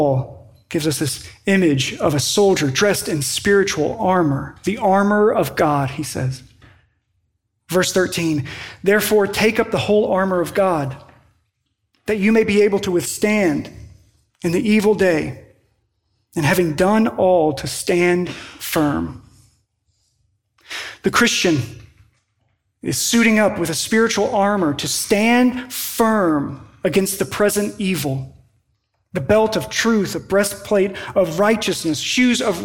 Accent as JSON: {"language": "English", "region": "Western Kentucky", "country": "United States", "tie": "born or raised there", "moved": "yes", "said": "in my hometown where I grew up in Western Kentucky"}